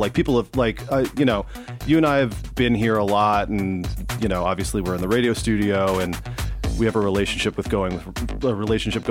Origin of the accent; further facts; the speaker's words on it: Southern California, United States; moved away as an adult; also born or lived in Boston; I grew up in Southern California